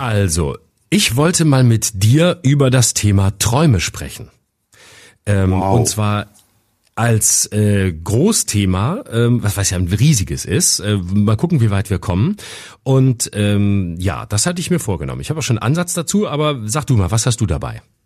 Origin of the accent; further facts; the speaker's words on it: Lörrach, Baden-Württemberg, Germany; moved away; also born or lived in Freiburg; in meine Heimat Lörrach